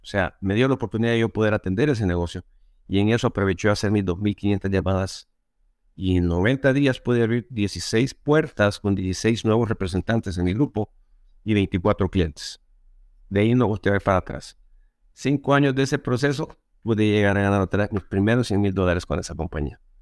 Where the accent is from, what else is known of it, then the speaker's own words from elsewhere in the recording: El Salvador; Yo originalmente soy de Salvador